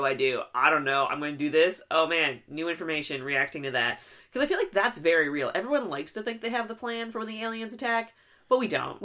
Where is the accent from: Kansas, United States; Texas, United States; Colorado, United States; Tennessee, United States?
Texas, United States; growing up in Texas